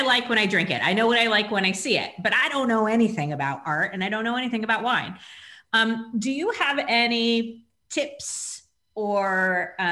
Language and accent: English; California, United States; I grew up in California